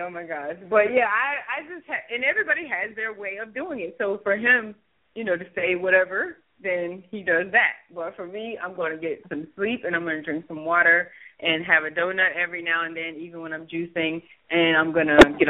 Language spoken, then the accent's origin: English; Mississippi, United States; I was like, oh, because I'm from Mississippi.